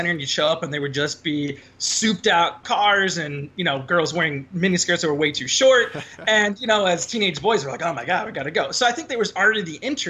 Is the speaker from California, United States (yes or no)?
yes; Irvine, California, United States; growing up in Irvine, pretty robust Asian population